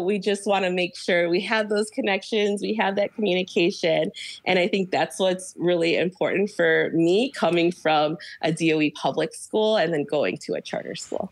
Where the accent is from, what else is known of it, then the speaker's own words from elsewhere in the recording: Chicago, Illinois, United States; now in Hawaii, United States; I'm from Chicago originally